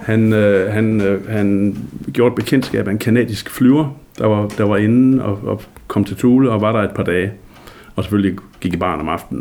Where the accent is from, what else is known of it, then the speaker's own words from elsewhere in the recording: Denmark; also born or lived in Thule, Greenland; Man kunne jo tydeligt høre, at jeg kom hjemme fra Danmark